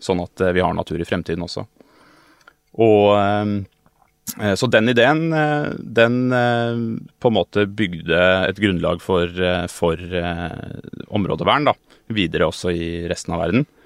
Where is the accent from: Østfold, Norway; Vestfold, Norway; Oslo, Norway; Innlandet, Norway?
Oslo, Norway; Eh, jeg er jo fra Oslo